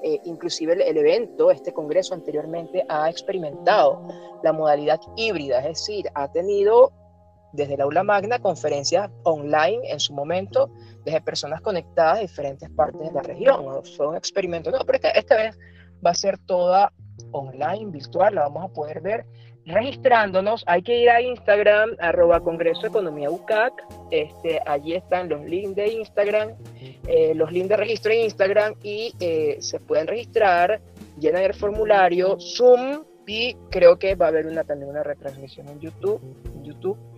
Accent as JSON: {"language": "Spanish", "country": "Venezuela", "said": "soy venezolano, me siento latinoamericano"}